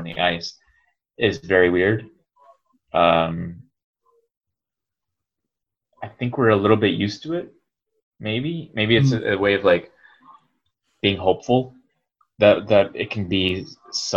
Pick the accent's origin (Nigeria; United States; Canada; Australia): Canada; now in Ottawa, Canada; I'm Canadian